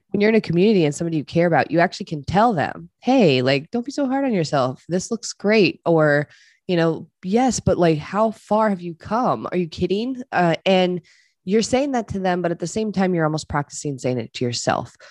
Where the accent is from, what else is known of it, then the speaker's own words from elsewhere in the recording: Eastern Shore of Maryland, United States; moved away as an adult; I moved home to Maryland. I'm from the Eastern Shore of Maryland.